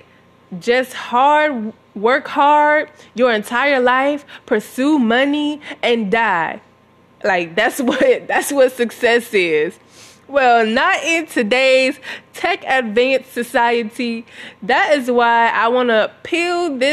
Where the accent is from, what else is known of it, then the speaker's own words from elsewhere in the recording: Southern United States, United States; I grew up in Southern America